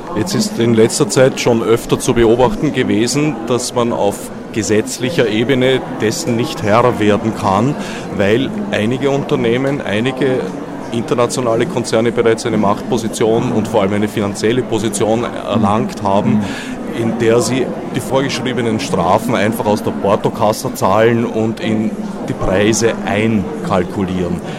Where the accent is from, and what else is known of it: Austria